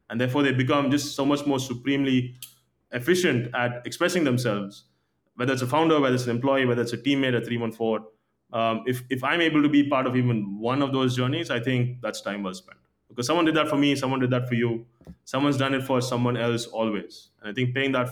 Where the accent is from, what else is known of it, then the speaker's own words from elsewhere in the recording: India; growing up in India